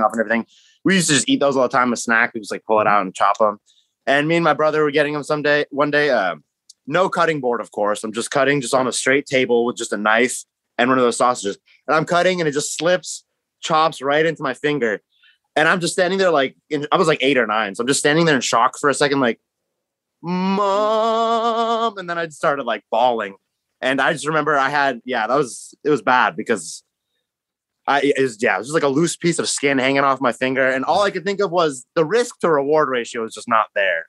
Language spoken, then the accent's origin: English; Greater Seattle area, Washington, United States; Born and raised, Greater Seattle area